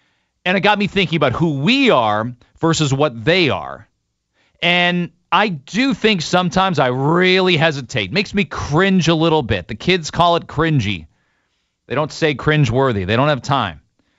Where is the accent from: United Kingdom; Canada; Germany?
Canada; we've had a very unique time as Canadians